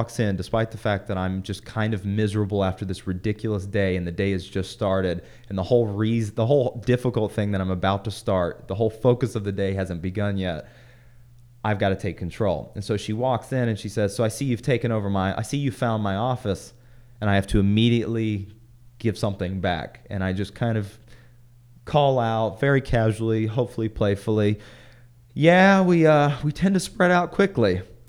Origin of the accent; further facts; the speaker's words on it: the South, United States; I came from the South. Everyone's manners, yes, sir, no, sir.